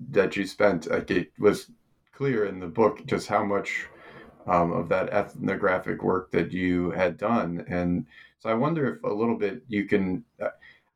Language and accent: English; Ohio, United States; we're both originally from Ohio